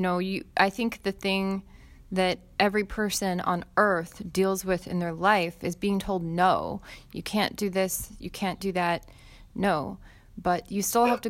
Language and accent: English; United States; I'm American